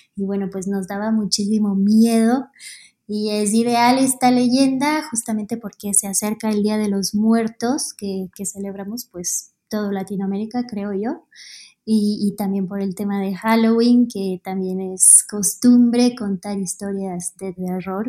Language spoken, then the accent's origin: Spanish; Quito, Pichincha, Ecuador; soy de Quito, Ecuador